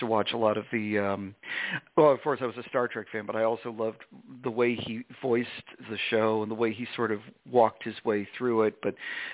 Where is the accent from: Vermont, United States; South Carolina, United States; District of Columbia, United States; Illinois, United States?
Vermont, United States; our respective hometowns, mine in Vermont